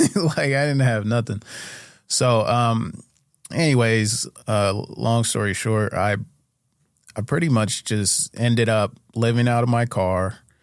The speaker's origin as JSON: {"language": "English", "town": "Urbana", "region": "Ohio", "country": "United States", "tie": "born or raised there", "said": "I grew up in Urbana, Ohio"}